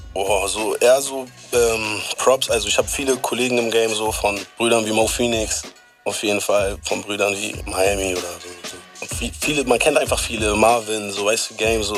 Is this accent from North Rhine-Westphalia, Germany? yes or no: no; Bremen, Germany; Ich komme aus Bremen